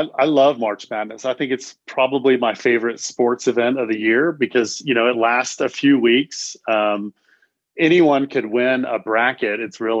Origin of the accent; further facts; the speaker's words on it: Houston, Texas, United States; moved away as an adult; also born or lived in Sun Valley, Idaho; now in Boulder, United States; I was raised in Houston, which is a far away different place than Colorado, and especially Boulder, where I live. After I graduated high school, I came to CU Boulder